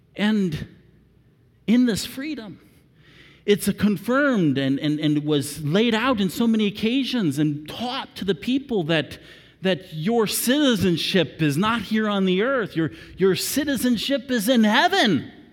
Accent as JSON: {"language": "English", "country": "United States", "said": "I am so thankful to be an American"}